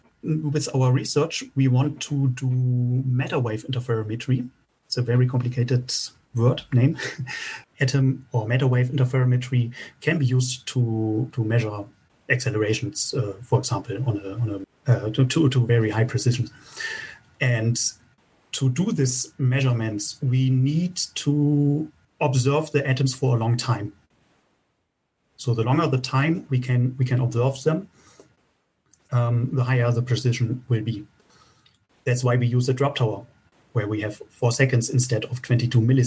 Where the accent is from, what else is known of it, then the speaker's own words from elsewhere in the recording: Bremen, Germany; Bremen is also my hometown